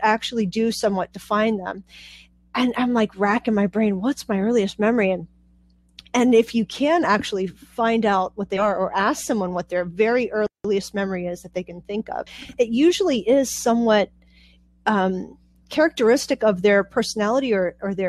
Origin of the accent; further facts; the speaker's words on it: Pittsburgh, Pennsylvania, United States; also born or lived in Puerto Rico; now in Pennsylvania, United States; I was born in Puerto Rico, and we moved to Pittsburgh when I was about 4 and a half